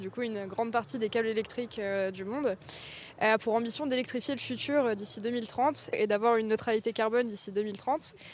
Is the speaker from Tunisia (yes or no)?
yes; Tunisia; mais moi, par exemple, je viens de Tunisie et bon, il y a beaucoup de soleil.